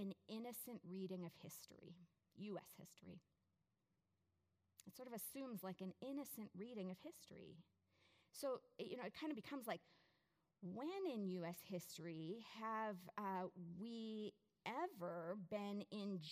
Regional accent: United States; as an American, I'm a citizen of the most powerful country

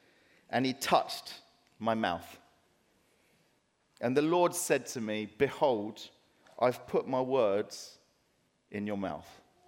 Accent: Dartford, South East England, United Kingdom; But I'm only from Dartford. Nothing good comes from Dartford, right?

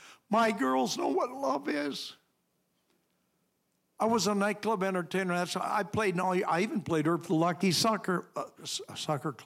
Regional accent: Chippewa Falls, Wisconsin, United States; I grew up down in Chippewa Falls

